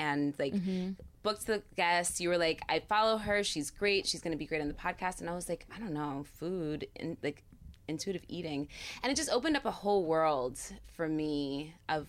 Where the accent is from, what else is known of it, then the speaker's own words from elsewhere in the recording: Narrowsburg, New York, United States; moved away; I grew up in the Catskills